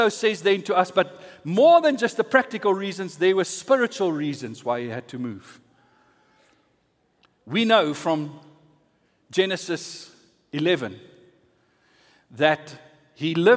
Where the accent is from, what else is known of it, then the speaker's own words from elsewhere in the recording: Centurion, Gauteng, South Africa; also born or lived in Pretoria / Valhalla / Waterkloof/Vera Park; I was born here in Pretoria in the Marifont, as it was called those days